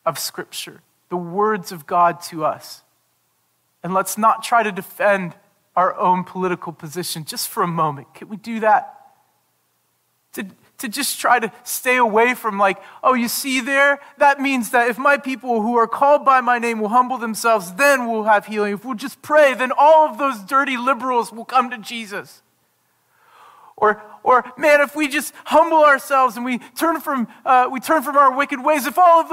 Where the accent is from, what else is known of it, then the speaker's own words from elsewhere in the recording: United States; growing up in the United States